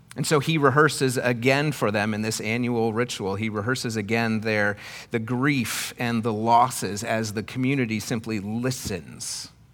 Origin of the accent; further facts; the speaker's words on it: Iowa, United States; where I grew up in Iowa